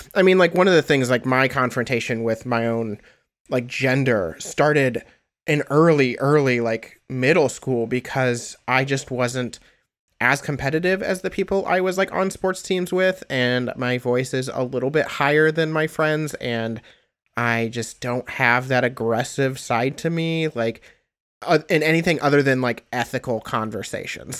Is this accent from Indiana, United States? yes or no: yes; Indiana, United States; I am from Indiana